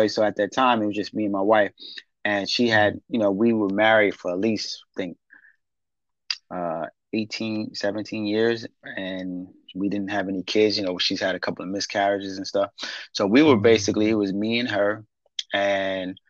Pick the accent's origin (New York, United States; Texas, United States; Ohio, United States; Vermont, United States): New York, United States; New York City; Born and raised in Brooklyn